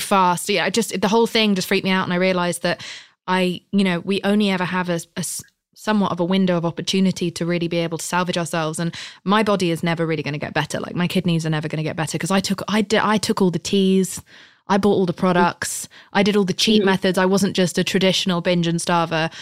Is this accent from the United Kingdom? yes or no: yes; United Kingdom; I'm British